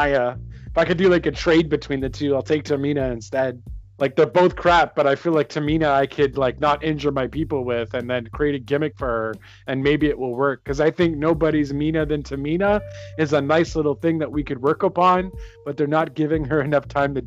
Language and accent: English; Canada; I'm Canadian